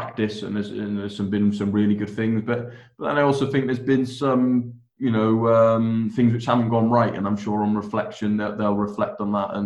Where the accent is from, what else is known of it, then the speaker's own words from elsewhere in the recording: Wales, United Kingdom; I'm obviously Welsh